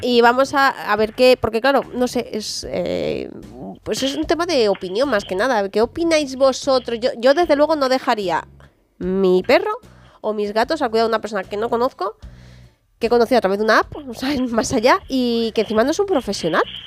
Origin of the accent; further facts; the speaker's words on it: Spain; como española